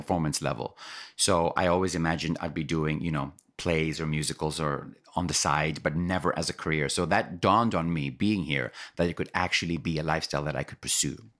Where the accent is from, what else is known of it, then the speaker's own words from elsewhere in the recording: Kenya; moved away as an adult; now in United States; I'm Kenyan born and raised